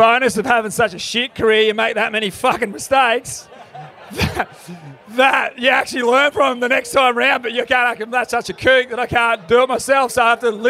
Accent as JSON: {"language": "English", "town": "Burleigh Heads", "region": "Queensland", "country": "Australia", "tie": "born or raised there", "said": "It was growing up in Burley, it was a bit of a different place."}